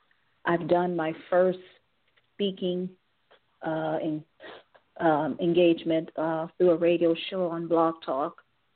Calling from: Cleveland, Ohio, United States; from Cleveland, Ohio.

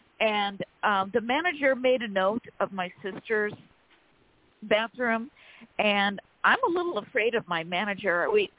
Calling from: California, United States; from California.

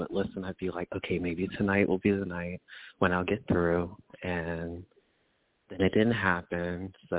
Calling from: Pittsburgh, Pennsylvania, United States; I'm calling from Pittsburgh.

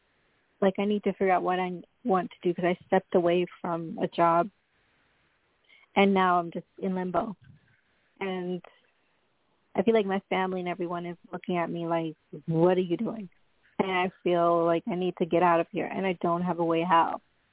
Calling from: Long Island, New York, United States; I'm calling from Long Island, New York.

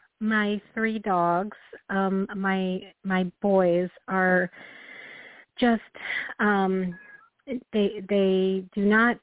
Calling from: Illinois, United States; Hi, this is … from Illinois.

